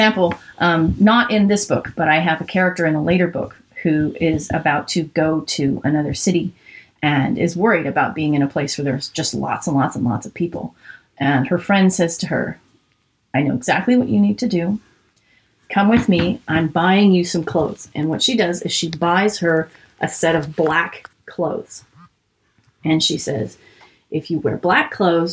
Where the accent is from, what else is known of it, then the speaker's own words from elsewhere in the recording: California, United States; I go, really? Me too